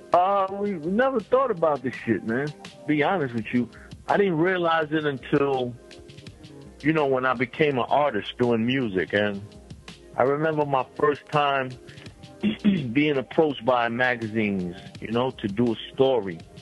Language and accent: English; New York City, New York, United States; I'm from Brownsville, Brooklyn. I'm from the Marcus Garvey Village in Brownsville, Brooklyn. That's a housing complex. Uh, that's where I was raised at.